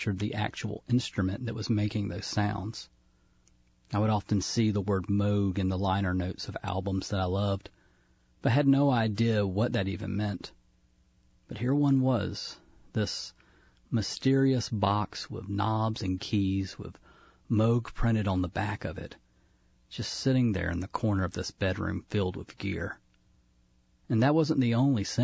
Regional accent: Newnan, Georgia, United States; my hometown of Noonan, Georgia

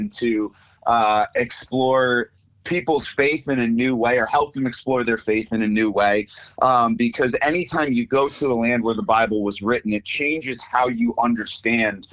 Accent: New York, United States; now in Springfield, United States; I'm from New York, and now I'm living in Springfield, Missouri

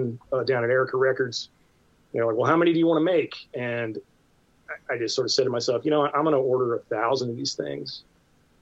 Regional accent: Virginia, United States; moved away; also born or lived in Boston / San Francisco; I grew up in Virginia, but I had been living in Boston and, before moving to San Francisco

